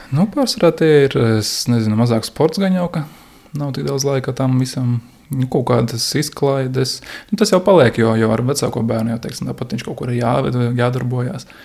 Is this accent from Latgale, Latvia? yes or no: yes; Daugavpils, Latgale, Latvia; moved away as an adult; now in Riga, Latvia; Es bērnību dzīvoju Dārgopelī, bet privātu mājā